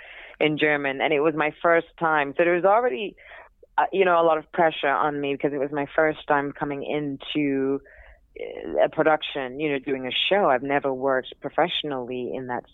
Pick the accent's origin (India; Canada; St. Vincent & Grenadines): St. Vincent & Grenadines; also born or lived in Trinidad / Australia / England / Manhattan, United States; now in New York, United States; I'm originally from Trinidad, but grew up in St. Vincent, lived in Australia, lived in England for a little bit a few years ago, and I'm currently living in Manhattan